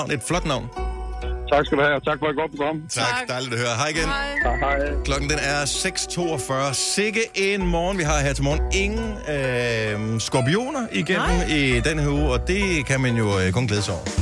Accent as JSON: {"language": "Danish", "country": "Turkey", "said": "Nej, det er også, øh, jeg er tyrker."}